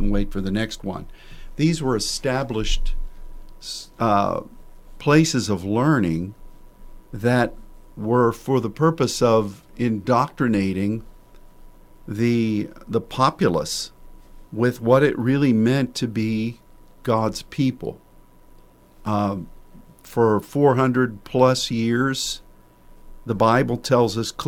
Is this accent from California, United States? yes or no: no; Pennsylvania, United States; moved away as an adult; now in Dallas, United States; the place where I grew up in Pennsylvania